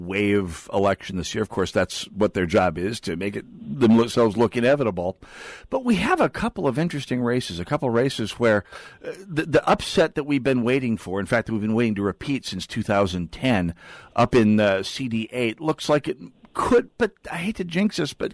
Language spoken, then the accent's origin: English; North Dakota, United States; now in St. Paul, United States; I'm from North Dakota.